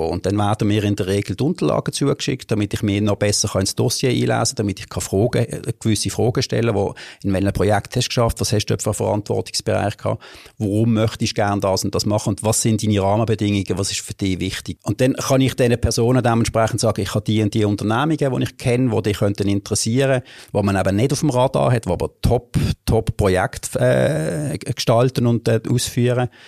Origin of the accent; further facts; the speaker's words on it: Basel, Basel-Stadt, Switzerland; Also ich bin mal ursprünglich in der Gundelig liegen aufgewachsen, wie, wenn ich alles im Gundelig